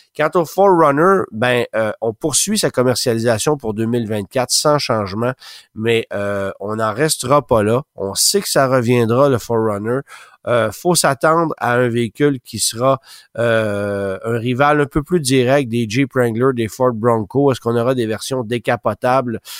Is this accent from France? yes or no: no; Canada; chez nous au Canada